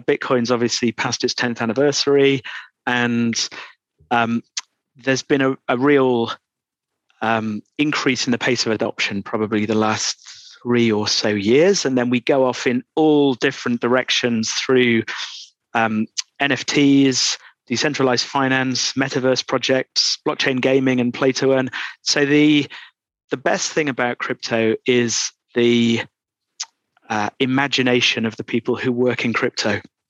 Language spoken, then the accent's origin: English; Doncaster, Yorkshire and the Humber, United Kingdom; moved away as an adult; now in London, United Kingdom; Oh, well, I'm from Doncaster. So that will be less apparent in my accent now than it was 25 years ago when I came to London.